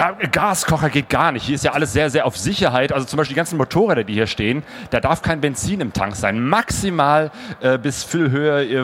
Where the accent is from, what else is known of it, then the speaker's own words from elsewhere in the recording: Bergisch Gladbach, North Rhine-Westphalia, Germany; also born or lived in Cologne; now in Essen, Germany; Ich bin gebürtiger Kölner. Bist du das? Ja, also ich bin hier nicht aufgewachsen, sondern in Bergisch Gladbach